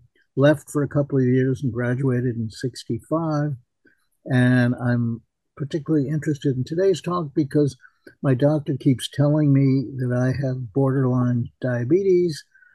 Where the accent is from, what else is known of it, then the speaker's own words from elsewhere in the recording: Japan; also born or lived in New York, United States; I'm originally from New York, but grew up and spent about half my life in Japan.